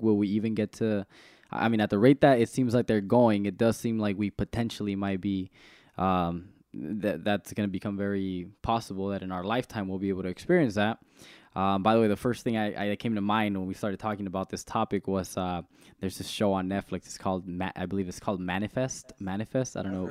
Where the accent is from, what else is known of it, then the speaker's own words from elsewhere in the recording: Salinas, California, United States; I'm from the east side of Salinas